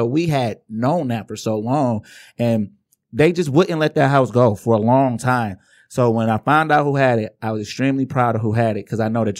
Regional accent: Inkster, Michigan, United States

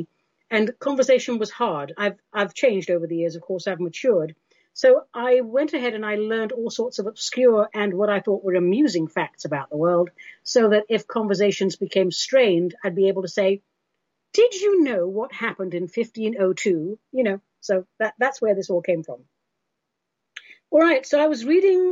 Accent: England, United Kingdom; I grew up in England.

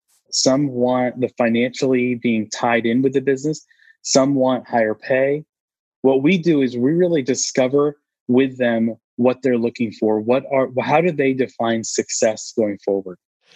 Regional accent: Austin, Texas, United States; I'm from Austin here, and so we refer to the Alamo quite a bit.

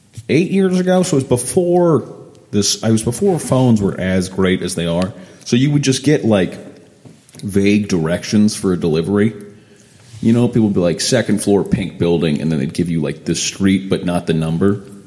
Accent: Sarasota, Florida, United States; I was in downtown Sarasota. So I grew up in Sarasota, Florida.

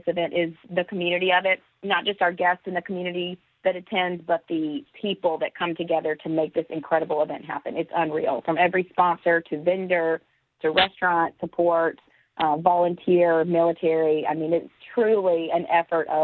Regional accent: Mississippi, United States; moved away as an adult; now in Pensacola, United States; And I'm from Mississippi originally. I've lived in Pensacola for 8 years.

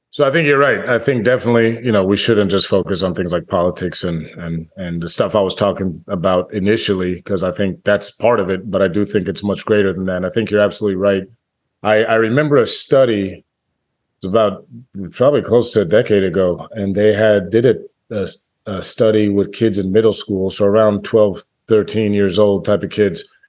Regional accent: Washington, District of Columbia, United States; when I grew up, growing up in Washington, D C

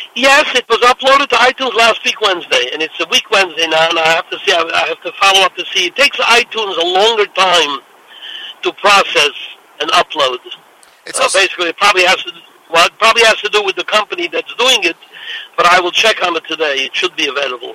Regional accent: New York City, New York, United States; I came from Williamsburg

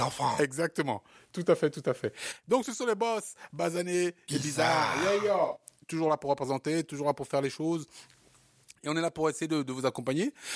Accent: Cameroon; moved away; mon pays natal qui est le Cameroun

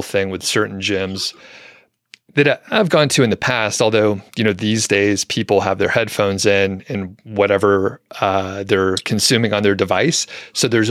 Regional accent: Atlanta, Georgia, United States; In the Atlanta area, in the suburbs.

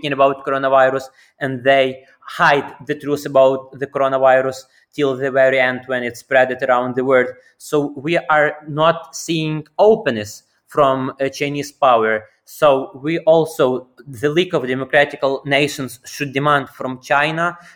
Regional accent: Kolomyia, Ivano-Frankivsk Oblast, Ukraine; my hometown. For those folks who don't know, Коломия is the city

